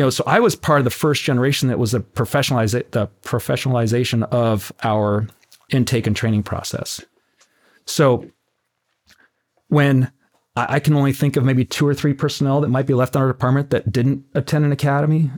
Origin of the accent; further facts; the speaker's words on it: Tucson, Arizona, United States; now in Oceanside, United States; born and raised in Tucson, Arizona.